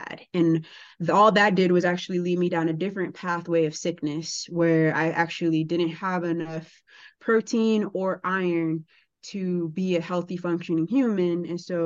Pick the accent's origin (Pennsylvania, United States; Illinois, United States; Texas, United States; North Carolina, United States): Illinois, United States; Chicago; But I grew up in Chicago public school with public school food and crazy stuff